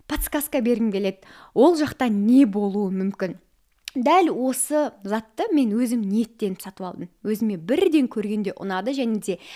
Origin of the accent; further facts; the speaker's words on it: Lenger, Turkistan Region, Kazakhstan; мен де сіздер секілді қарапайым отбасыданмын кішкентай ленгер деген қаланың тумасымын